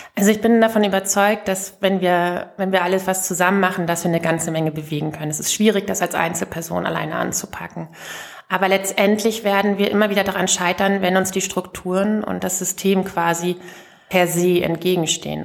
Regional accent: rural Lower Saxony, Germany; da, wo ich herkomme, vom Land in Niedersachsen

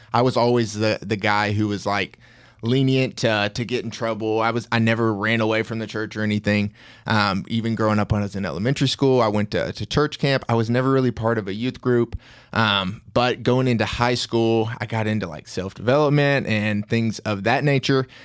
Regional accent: Tennessee, United States; accent: Tennessean; I'm from Tennessee, and I obviously have the accent of a Tennessean

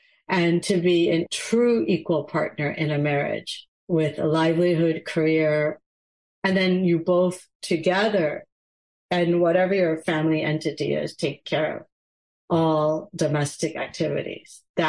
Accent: United States; my Gujarati, as I speak it, isn't great. I'm an American Gujarati.

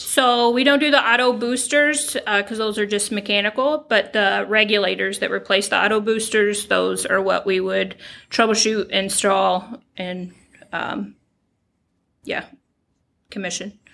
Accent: Kentucky, United States; moved away as an adult; now in Michigan, United States; I was born and raised in Kentucky. Uh, moved here back in 2014 with my husband.

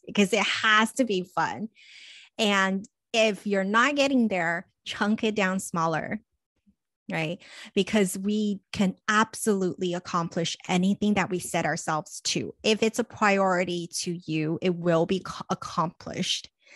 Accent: Los Angeles, California, United States; growing up in Los Angeles, being so close to Hollywood, when I was in middle school

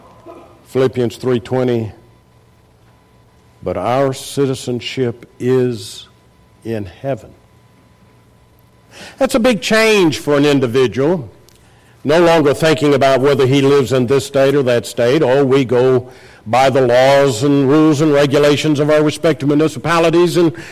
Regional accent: Akron, Ohio, United States; born there; also born or lived in Los Angeles; And now that I have everyone's attention, I was born in Akron, Ohio. I couldn't help it. I don't tell people that.

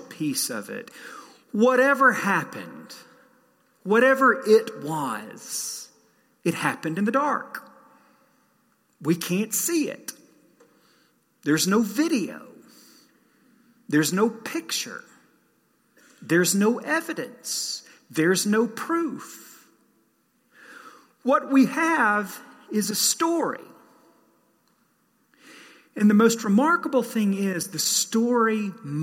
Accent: Southeast, United States; moved away; I didn't grow up here. I grew up in the Southeast

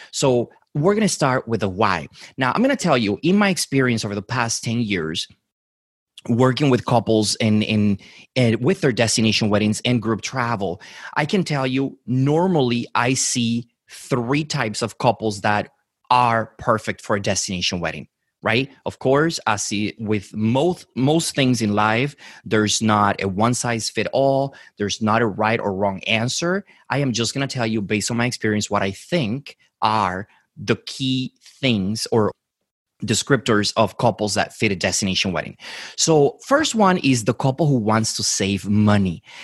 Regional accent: Dominican Republic; moved away; I was born and raised in the Dominican Republic

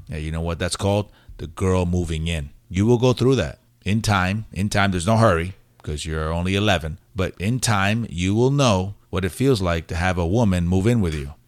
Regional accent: White Plains, New York, United States; accent: New York; also born or lived in Puerto Rico; I was raised in New York

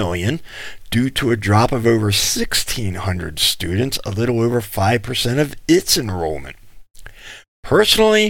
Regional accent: Pennsylvania, United States; moved away; the government school I went to back in Pennsylvania

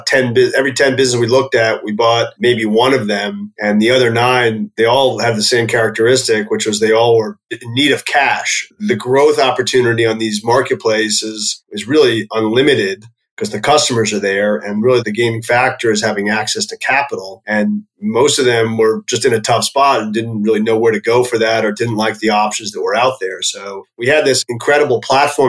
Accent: New York, United States; also born or lived in Pennsylvania; I grew up just outside of New York City

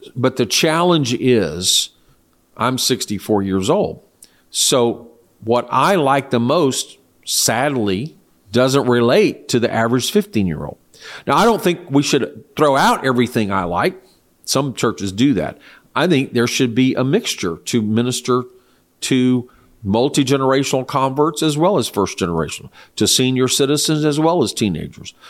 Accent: United States; also born or lived in Austin, Texas; as an American citizen

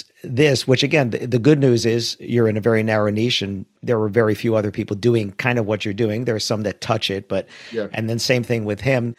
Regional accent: United States; I grew up in the New York, New Jersey area

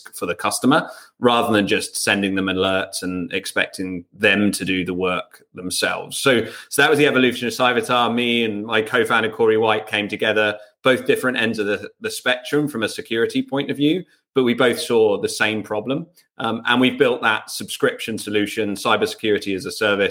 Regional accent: England, United Kingdom; I'm English.

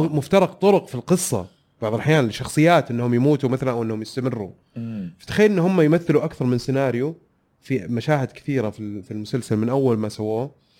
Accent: Saudi Arabia; حلو هذا برنامج عندنا في السعوديه

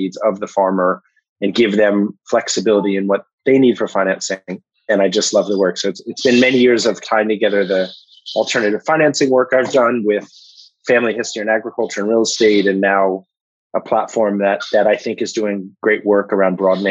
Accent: Washington, District of Columbia, United States; I grew up in Washington, D.C.

